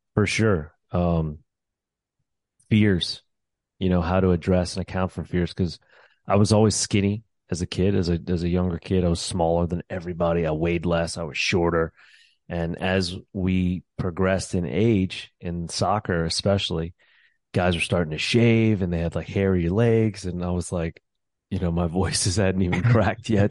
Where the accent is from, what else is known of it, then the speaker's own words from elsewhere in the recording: New Orleans, Louisiana, United States; moved away as an adult; also born or lived in New York; I'm originally from New Orleans. That's where I was born and raised.